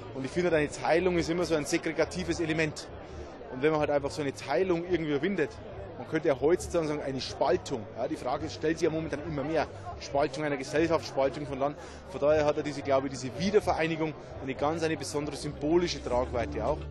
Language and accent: German; Upper Palatinate, Bavaria, Germany; Ich komme aus der Oberpfalz, Nähe tschechische Grenze